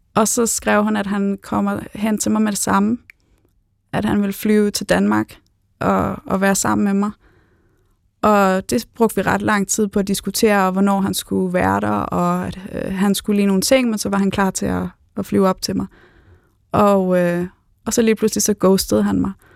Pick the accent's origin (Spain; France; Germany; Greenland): Spain; now in Denmark; jeg er opvokset i Spanien